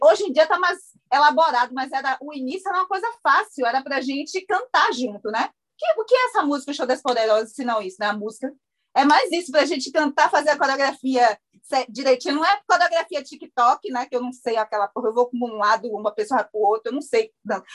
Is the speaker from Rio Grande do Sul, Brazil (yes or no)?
no; Bahia, Brazil; eu sou da Bahia